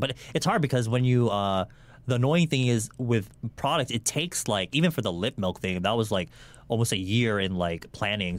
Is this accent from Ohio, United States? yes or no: no; California, United States; born or raised there; also born or lived in Guam / Philippines